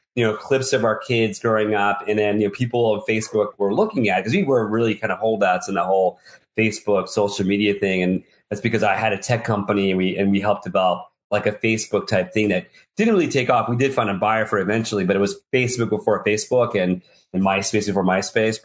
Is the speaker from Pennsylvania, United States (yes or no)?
no; New York City, New York, United States; accent: nasal city voice; I'm a New Yorker. I was born in the city, and I've got a nasal city voice.